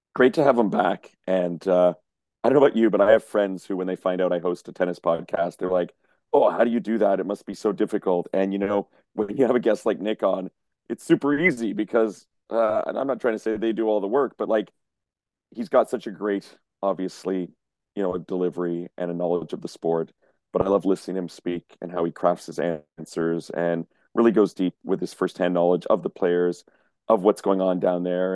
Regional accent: Montreal, Quebec, Canada; moved away; my hometown

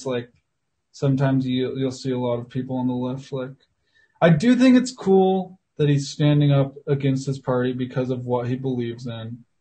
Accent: Salt Lake City, Utah, United States; I'm in Salt Lake right now, and I grew up in Salt Lake.

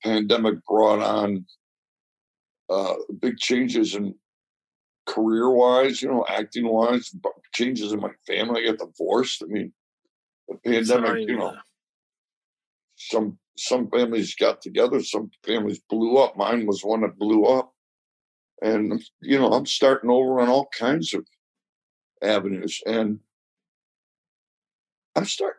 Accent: Chicago, Illinois, United States; now in Los Angeles, United States; I'm from Chicago.

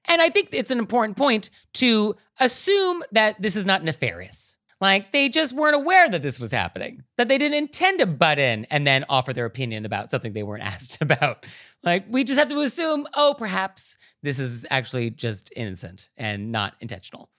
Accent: San Francisco, California, United States; I'm from San Francisco

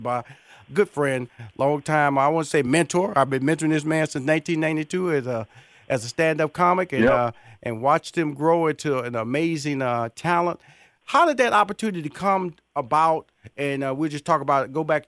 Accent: Houston, Texas, United States; My next guest is from my hometown, Houston, Texas

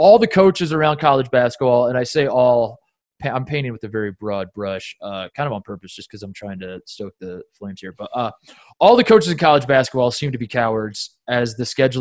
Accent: Indianapolis, Indiana, United States; growing up in Indianapolis, and my dad, like we go to these Pacers games

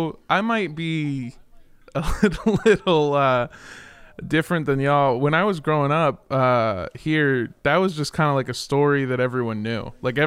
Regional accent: Los Angeles, California, United States; because I grew up in Los Angeles.

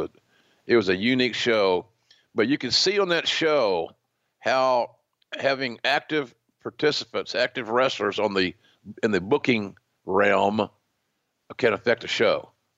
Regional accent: Oklahoma, United States; I'm enduring the sweltering heat of my home state of Oklahoma

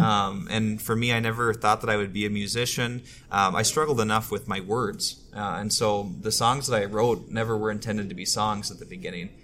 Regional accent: Twin Cities, Minnesota, United States; I grew up here in the Twin Cities

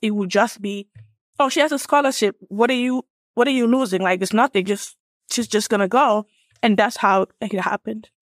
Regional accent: Gambia; born or raised there; moved away as an adult; also born or lived in Illinois / Atlanta, Georgia; now in United States

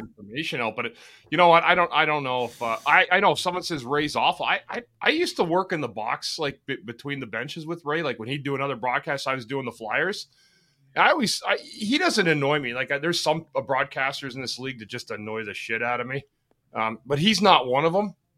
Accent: Ottawa, Ontario, Canada; I grew up in Ottawa, the canal, the lakes were frozen

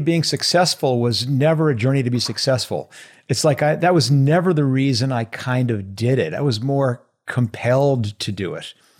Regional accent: outside of New York City, United States; I grew up in, uh, outside of New York City

